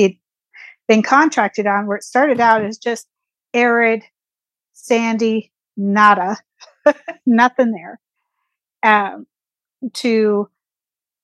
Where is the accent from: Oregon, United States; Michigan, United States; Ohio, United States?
Oregon, United States; rural; I grew up in Oregon, in rural Oregon, where forest was kind of the backyard